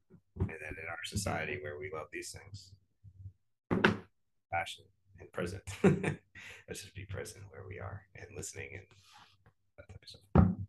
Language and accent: English; Chicago, Illinois, United States; born there; My dad's from St. Louis. My mom's from Chicago. So I was born in Chicago.